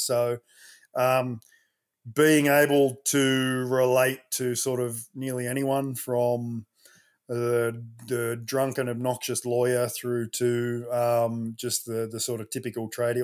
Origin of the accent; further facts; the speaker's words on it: Sydney, New South Wales, Australia; I'm a Westie. I grew up, uh, Southwest Sydney, Ingleburn